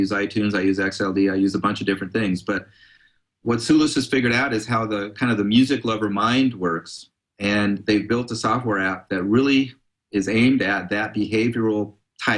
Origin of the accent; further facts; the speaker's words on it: Palo Alto, California, United States; I grew up in Palo Alto, actually, in a neighborhood where some of the Grateful Dead lived